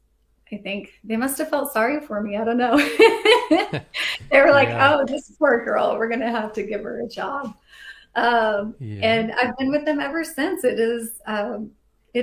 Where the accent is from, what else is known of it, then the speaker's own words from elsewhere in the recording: Fort Worth, Texas, United States; now in Atlanta, United States; I grew up in Fort Worth.